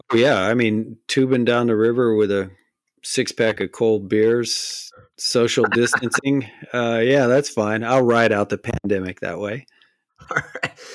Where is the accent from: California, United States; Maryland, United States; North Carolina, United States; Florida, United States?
Florida, United States; Miami; I was born in Miami